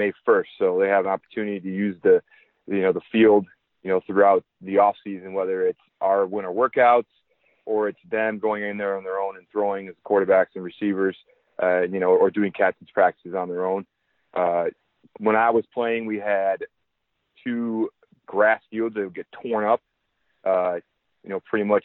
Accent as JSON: {"language": "English", "region": "Minnesota", "country": "United States", "tie": "born or raised there", "also_born_or_lived": "Reading, Pennsylvania", "moved": "as an adult", "lives_now": "Princeton, United States", "said": "growing up in Minnesota"}